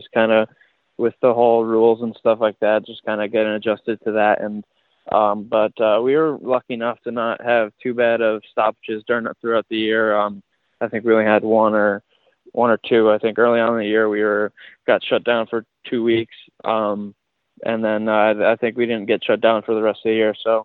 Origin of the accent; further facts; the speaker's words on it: Newtown, Connecticut, United States; I'm from Newtown, Connecticut